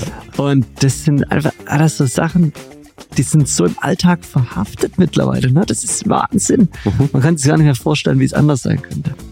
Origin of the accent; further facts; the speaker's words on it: Stuttgart, Baden-Württemberg, Germany; als Stuttgarter